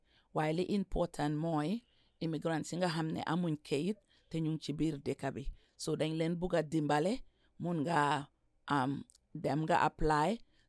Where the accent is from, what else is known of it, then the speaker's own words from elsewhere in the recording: Gambia; now in United States; I am an immigrant, yes, born and raised in the Gambia, and yes, I immigrated to Washington State.